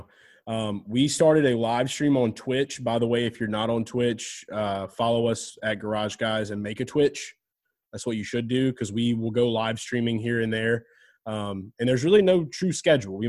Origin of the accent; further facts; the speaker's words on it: New Orleans area, Louisiana, United States; They were my hometown team